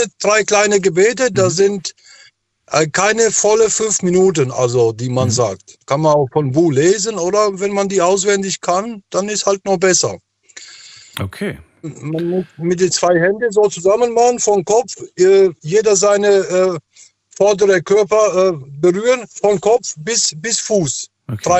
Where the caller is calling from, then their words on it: Frankfurt, Hesse, Germany; Äh, ich bin gerade in Frankfurt, im Flughafen, habe gerade Pause.